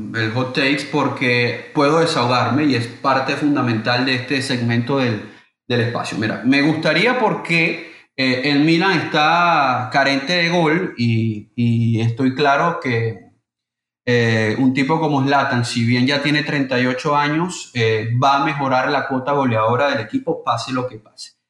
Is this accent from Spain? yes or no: no; Venezuela; soy venezolano